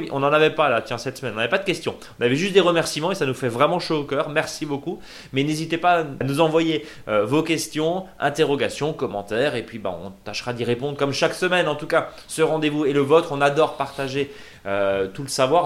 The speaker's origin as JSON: {"language": "French", "area": "Alsace", "region": "Grand Est", "country": "France", "said": "chez nous en Alsace"}